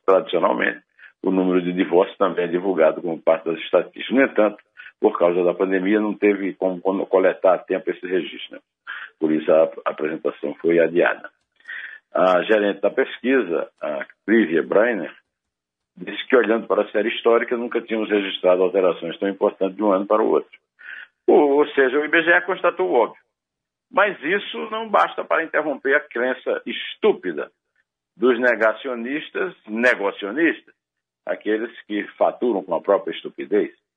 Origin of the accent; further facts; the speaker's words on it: Sertão, Northeast Brazil, Brazil; Eu, como sertanejo, posso dizer que é um velho sonho, né? Água no sertão